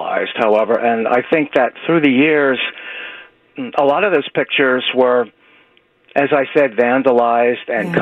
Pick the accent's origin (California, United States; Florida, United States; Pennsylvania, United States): Pennsylvania, United States; Frazer; now in Philadelphia, United States; I grew up in Fraser, Pennsylvania, which is really country